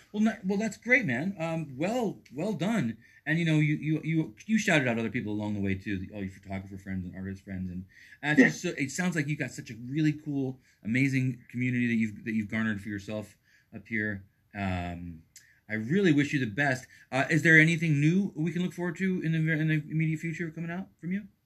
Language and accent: English; East Coast, New York, United States; moved away as an adult; also born or lived in Texas / Brooklyn / Boston; now in Portland, United States; I'm born and raised on the East Coast.